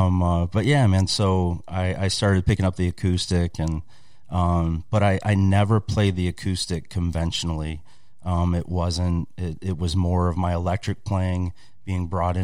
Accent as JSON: {"language": "English", "town": "Monroe", "region": "Michigan", "country": "United States", "tie": "born or raised there", "also_born_or_lived": "Tennessee", "said": "I grew up here in Michigan, and actually right here in Monroe, the great county of Monroe, Michigan."}